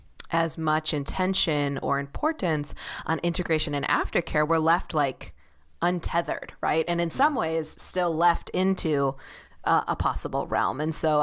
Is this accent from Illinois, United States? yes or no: yes; Chicago, Illinois, United States; I grew up in Chicago and it's giving a lot of like Northern Michigan like field vibes.